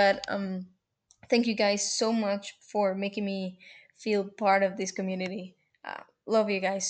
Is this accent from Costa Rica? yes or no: yes; Costa Rica; I'm from Costa Rica.